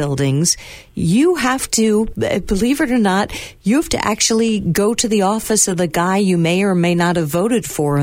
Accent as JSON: {"language": "English", "region": "New York", "country": "United States", "said": "I'm from New York"}